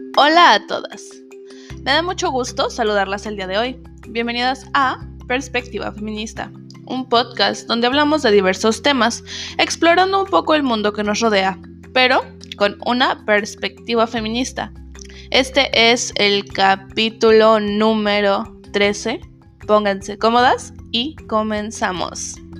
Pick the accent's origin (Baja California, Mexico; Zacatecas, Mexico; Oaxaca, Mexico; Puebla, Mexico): Zacatecas, Mexico; now in United States; somos de Zacatecas